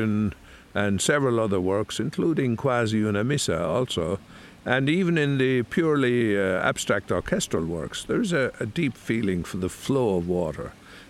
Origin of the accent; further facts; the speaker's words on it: North Tipperary, Ireland; also born or lived in Hamburg, Germany / Rome, Italy; now in Italy; I grew up in North Tipperary as a child